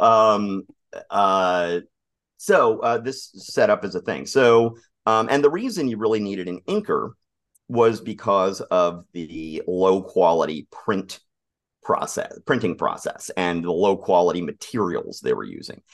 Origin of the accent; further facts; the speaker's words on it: Atlanta, Georgia, United States; I grew up in Atlanta